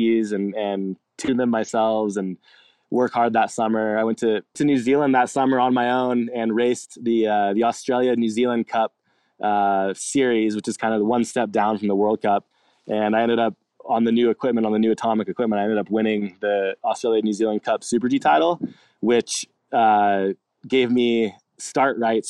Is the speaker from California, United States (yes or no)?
yes; Alpine Meadows, California, United States; Grew up in Alpine Meadows, California, kind of right on the side of the mountain.